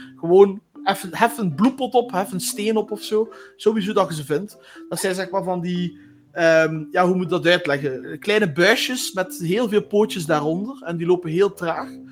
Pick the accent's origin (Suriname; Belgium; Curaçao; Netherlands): Belgium; Flanders; ik woon in België. Dat is ook wel denk ik een belangrijke opmerking. Ehm, omdat, ja. jullie zullen wel horen dat eh, wij totaal eh, verschillend praten. Eh, want ik ben een Vlaming